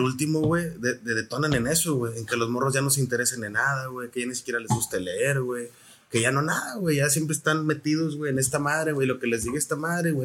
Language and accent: Spanish; Reynosa, Tamaulipas, Mexico; also born or lived in San Luis Potosí; soy originario de la ciudad de San Luis Potosí, soy del barrio de Tequis, ahí en San Luis, este, ahí nací. Me registraron en Querétaro ah, y, y, estoy criado aquí en Reynosa y parte en San Luis también